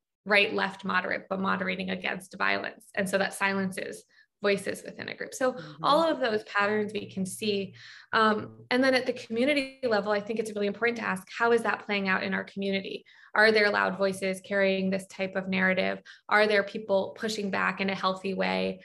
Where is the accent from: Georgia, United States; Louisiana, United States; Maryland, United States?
Maryland, United States; Baltimore; I'm from Baltimore